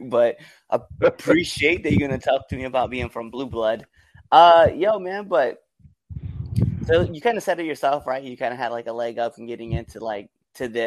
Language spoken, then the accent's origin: English; Nebraska, United States; being a Nebraska guy